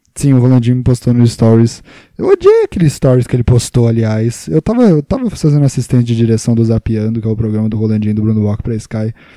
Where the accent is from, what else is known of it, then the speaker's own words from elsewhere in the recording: Juiz de Fora, Minas Gerais, Brazil; now in São Paulo, Brazil; eu sou de Minas Gerais, Juiz de Fora